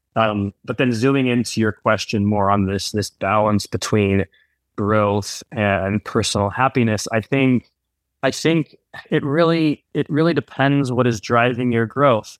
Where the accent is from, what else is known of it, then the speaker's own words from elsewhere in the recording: United States; moved away as an adult; I'm Swiss American. I, uh, grew up in the U S, but I spent fifteen years abroad